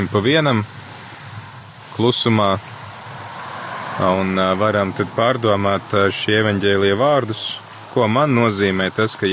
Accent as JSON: {"language": "Latvian", "region": "Latgale", "country": "Latvia", "tie": "born or raised there", "said": "kad es piedzimu, es piedzimu Latgalē."}